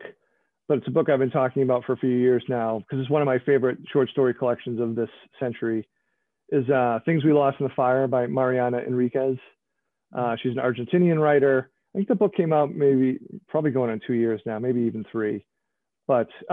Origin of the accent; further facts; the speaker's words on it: just outside of Boston, Massachusetts, United States; I grew up just outside of Boston